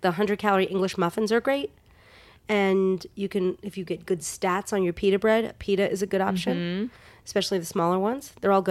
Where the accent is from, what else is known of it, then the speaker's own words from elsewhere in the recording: New York, United States; now in Los Angeles, United States; I grew up in New York.